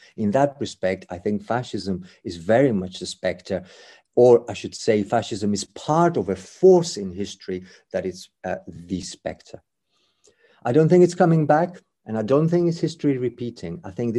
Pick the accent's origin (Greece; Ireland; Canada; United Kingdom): Greece; English is a second language; It is, in my home country, religion is important to Greek fascism because it's so important as part of the national identity.